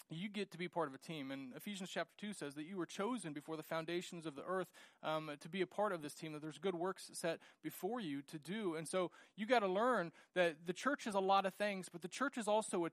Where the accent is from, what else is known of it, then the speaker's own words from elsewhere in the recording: United States; growing up in the United States